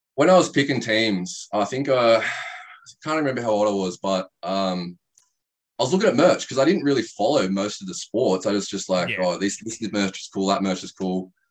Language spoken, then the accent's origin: English; Bawley Point, New South Wales, Australia; now in Canberra, Australia; I grew up in Bully Point, which is outside yep. of Ulladulla.